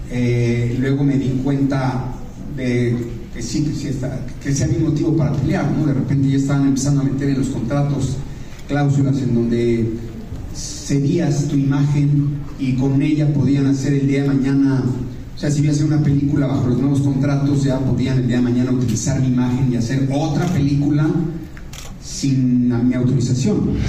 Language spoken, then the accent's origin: Spanish; Mexico; que nos han dividido como mexicanos me, baja mucho mi energía y no soy esa persona.